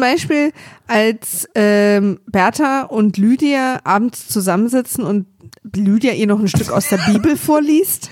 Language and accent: German; East Germany, Germany; Ich bin Ossi, wir hatten ein Filmstudio